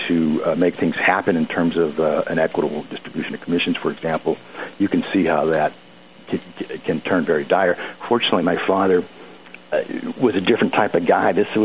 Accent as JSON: {"language": "English", "region": "Southern California", "country": "United States", "tie": "born or raised there", "said": "Growing up in Southern California"}